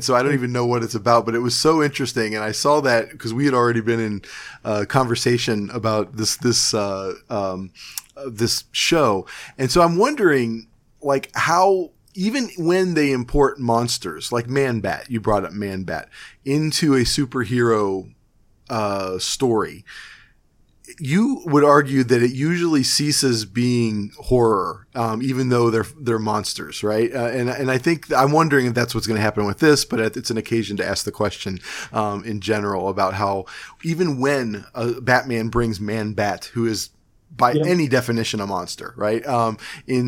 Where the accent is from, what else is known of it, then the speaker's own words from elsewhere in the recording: Cleveland, Ohio, United States; growing up in Cleveland